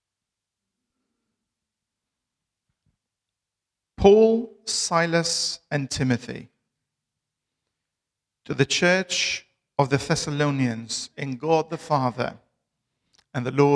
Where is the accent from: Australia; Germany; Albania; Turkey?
Albania; English is a second language; moved away as an adult; now in Bristol, United Kingdom; I'm originally from Albania. I've lived in Bristol for the last 14 and a half years